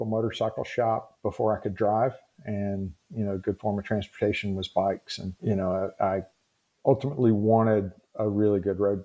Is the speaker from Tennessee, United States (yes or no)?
yes; Tennessee, United States; I grew up in the Southeast here in Tennessee.